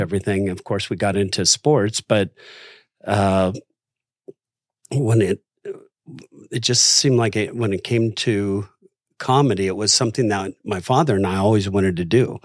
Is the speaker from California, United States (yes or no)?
yes; Los Angeles, California, United States; I grew up in Los Angeles